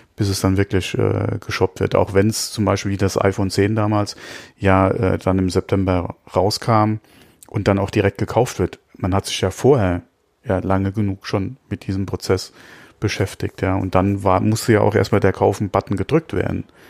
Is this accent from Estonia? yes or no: no; Germany; bei uns in Deutschland